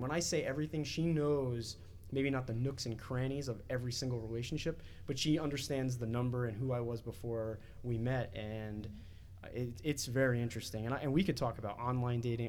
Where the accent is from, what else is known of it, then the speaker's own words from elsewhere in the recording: New Jersey, United States; moved away as an adult; also born or lived in Washington, D.C.; I'm 18 years old and I'm this kid from New Jersey who's living in DC now